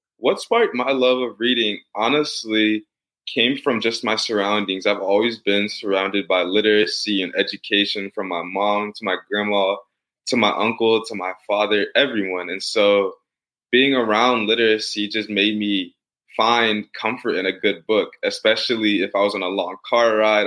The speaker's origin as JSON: {"language": "English", "town": "St. Louis", "region": "Missouri", "country": "United States", "tie": "born or raised there", "moved": "yes", "lives_now": "Atlanta, United States", "said": "I'm born and raised in St. Louis, and I currently live in Atlanta, Georgia"}